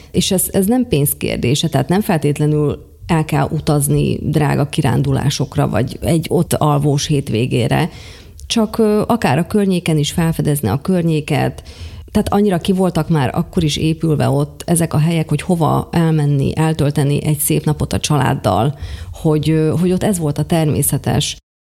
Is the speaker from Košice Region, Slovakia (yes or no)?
yes; Pólyán, Košice Region, Slovakia; Mind a ketten bodrogközi születésűek vagyunk, bodrogköziek vagyunk, én Pólyányból származom